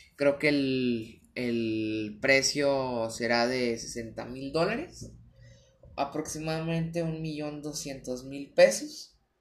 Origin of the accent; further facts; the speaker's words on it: Guadalajara, Jalisco, Mexico; yo soy de Guadalajara, Jalisco